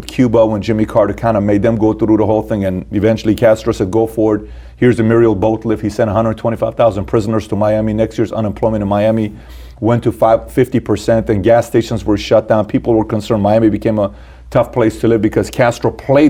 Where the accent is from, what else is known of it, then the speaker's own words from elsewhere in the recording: Iran; moved away; me being born and raised in Iran